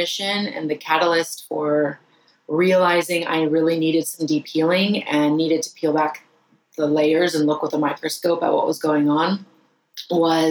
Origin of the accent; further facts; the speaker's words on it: United States; I was rejecting being American